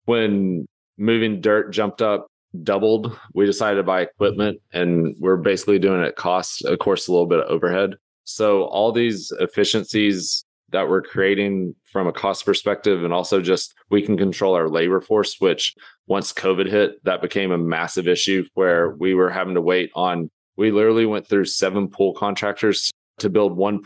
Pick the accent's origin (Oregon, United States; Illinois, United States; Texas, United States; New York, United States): Texas, United States; Lubbock; moved away as an adult; also born or lived in Los Angeles; I grew up in Lubbock